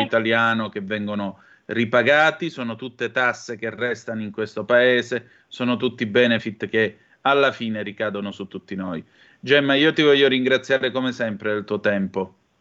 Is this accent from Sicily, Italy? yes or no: no; Vibo Valentia area, Calabria, Italy; dalle mie parti, lo sapete, c'è tonno Callipo, tonno Sardanelli